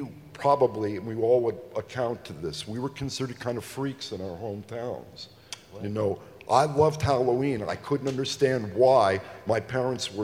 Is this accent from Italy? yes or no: yes; Italy; I grew up in Italy